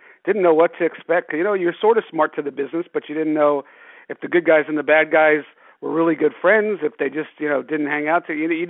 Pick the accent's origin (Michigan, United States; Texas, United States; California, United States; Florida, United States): Florida, United States; South; I was a huge wrestling fan growing up in South Florida